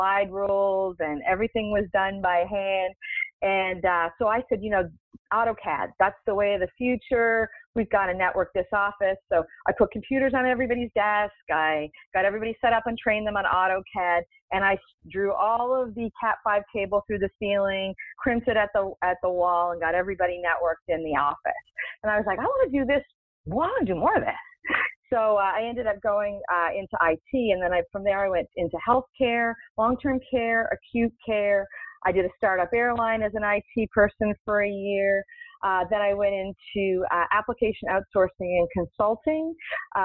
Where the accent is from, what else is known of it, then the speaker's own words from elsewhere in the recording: Canada; moved away; I'm originally from Canada